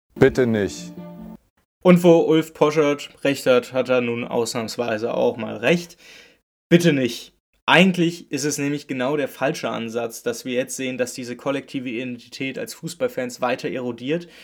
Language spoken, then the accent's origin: German; Berlin, Germany; ich komme aus Berlin-Köpenick